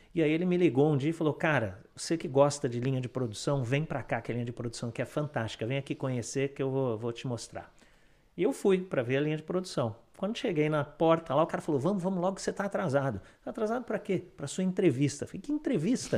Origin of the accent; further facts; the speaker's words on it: Sorocaba, São Paulo, Brazil; moved away as an adult; now in Canada; quando eu era pequeno, eu morava em Sorocaba, né, no interior de São Paulo